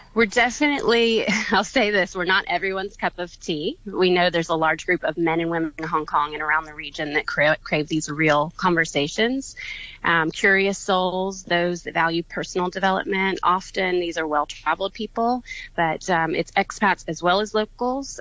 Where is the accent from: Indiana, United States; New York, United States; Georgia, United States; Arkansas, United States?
Georgia, United States; Atlanta; I'm from Atlanta, Georgia